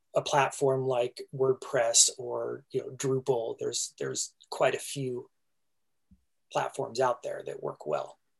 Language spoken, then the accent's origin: English; Southern California, United States; I grew up in Southern California